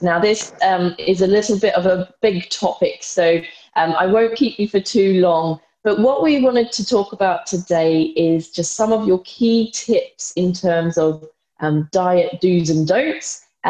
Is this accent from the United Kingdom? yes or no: no; Australia; moved away; all the way from Australia, so my home country.